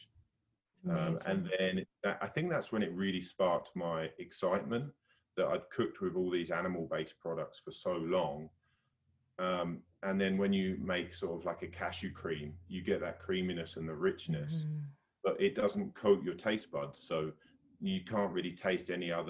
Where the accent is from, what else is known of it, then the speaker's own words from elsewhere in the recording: the London area in the Southeast, South East England, United Kingdom; moved away as an adult; also born or lived in Bristol, United Kingdom / Australia / New Zealand; now in Whistler, Canada; So we were both sort of grew up on the East Coast, like the London sort of area in the Southeast